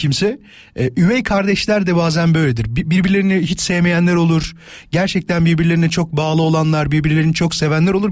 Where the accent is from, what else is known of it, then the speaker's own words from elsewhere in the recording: Kocaeli, Turkey; moved away; Kocaeli canım memleketim.